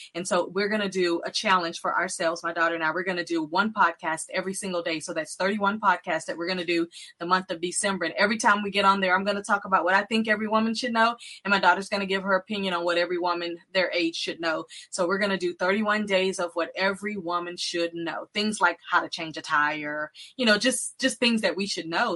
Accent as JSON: {"language": "English", "region": "Texas", "country": "United States", "said": "I'm from Texas"}